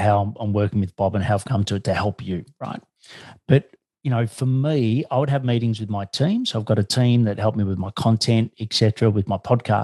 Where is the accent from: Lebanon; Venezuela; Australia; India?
Australia; I'm an Australian